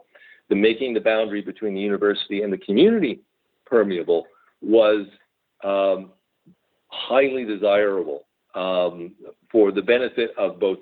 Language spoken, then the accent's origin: English; Montreal, Quebec, Canada; moved away; also born or lived in Fraser Valley, British Columbia; I grew up in Montreal.